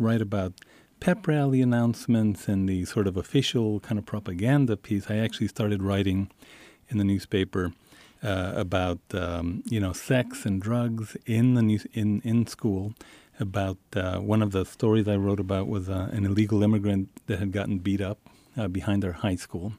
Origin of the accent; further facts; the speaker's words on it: El Paso, Texas, United States; when I grew up in Isleta and El Paso, every, every week we would go have dinner in Mexico